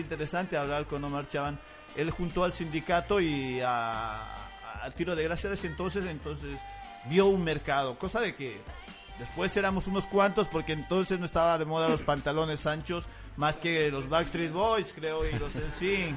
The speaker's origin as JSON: {"language": "Spanish", "region": "La Paz", "country": "Bolivia", "tie": "born or raised there", "moved": "as an adult", "lives_now": "Buenos Aires, Argentina", "said": "Soy, de Munaipata, sí. Me, me crié eh, Munaipata."}